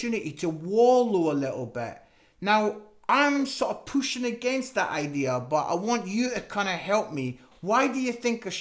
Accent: Scotland, United Kingdom; I'm Scottish

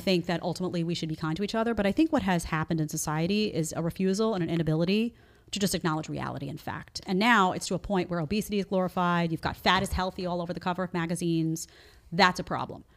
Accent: New York City, New York, United States; I grew up in New York City, around a bunch of liberals

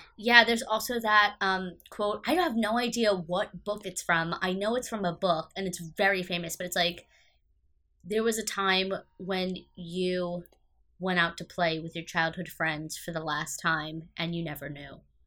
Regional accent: United States; I'm an American

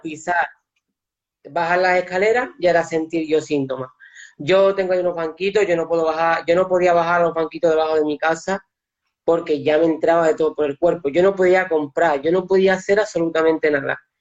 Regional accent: Seville, Andalusia, Spain; yo también soy de Sevilla

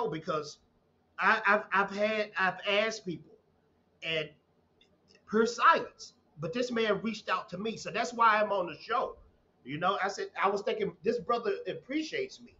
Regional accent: a small town in Texas, United States; I'm from Texas, man. From a small town in Texas

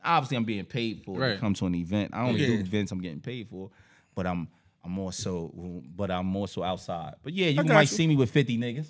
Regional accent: Irvington, New Jersey, United States; also born or lived in Newark, New Jersey / Texas; growing up on Ellis and Hopkins, it's a rare thing because, you know, when you younger, coming up where we from, it's called Ellis Island.

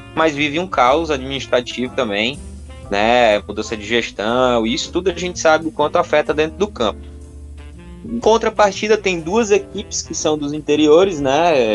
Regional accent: Ceará, Brazil; eu que sou aqui do Ceará

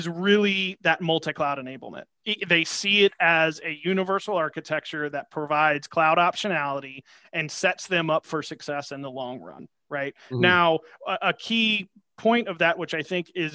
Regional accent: Georgia, United States; I'm from Georgia, so I'm a sweet tea guy.

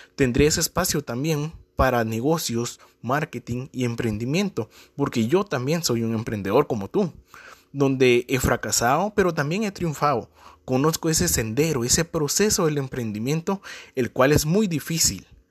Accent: Guatemala; soy de Guatemala

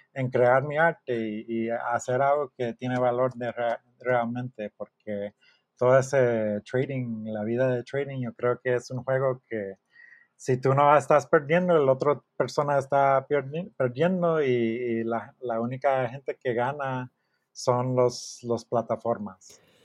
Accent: Miami, Florida, United States; Spanish is a second language; moved away as an adult; also born or lived in Austin, Texas / Houston, Texas; now in Mexico; yo soy de Miami

